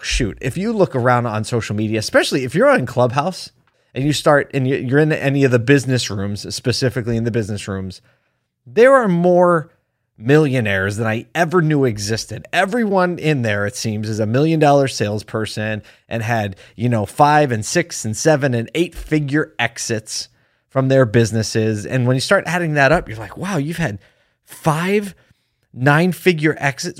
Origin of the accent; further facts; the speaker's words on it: Philadelphia, Pennsylvania, United States; moved away; my hometown